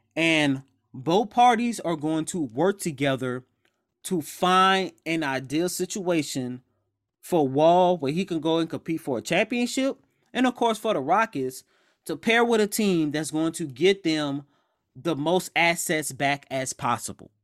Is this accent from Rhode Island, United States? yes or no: no; New Orleans, Louisiana, United States; I'm also from New Orleans